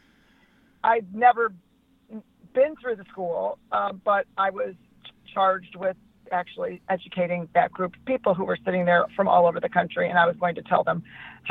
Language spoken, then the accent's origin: English; Los Angeles, California, United States; I'm from Los Angeles